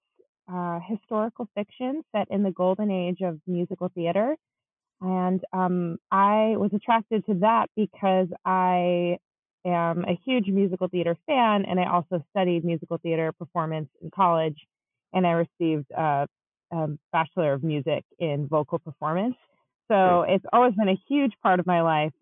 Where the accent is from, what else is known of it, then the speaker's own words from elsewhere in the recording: Chicago, Illinois, United States; also born or lived in Long Island, New York; I grew up in Long Island and also in the Chicago area. I moved when I was about 9.